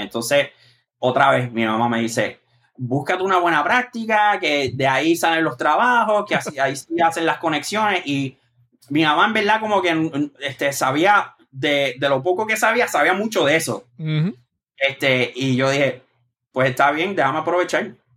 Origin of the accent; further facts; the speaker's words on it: Moca, Puerto Rico; moved away as an adult; now in New York, United States; yo soy específicamente del barrio Aceituna, de Moca. Y entonces ese barrio colinda con Isabela, con el pueblo de Isabela y Aguadilla. Pues yo vivo, yo viví y me, crié ahí